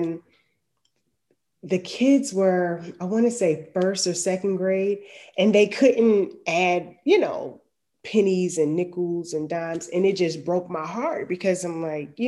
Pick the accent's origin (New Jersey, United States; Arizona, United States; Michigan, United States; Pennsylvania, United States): New Jersey, United States; moved away as an adult; now in Atlanta, United States; I'm in Atlanta, but I'm from New Jersey.